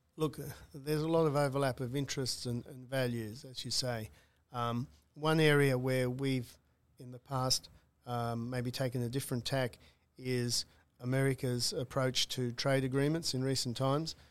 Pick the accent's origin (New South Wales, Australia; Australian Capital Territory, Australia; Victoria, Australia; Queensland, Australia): New South Wales, Australia; Newcastle; having grown up in Newcastle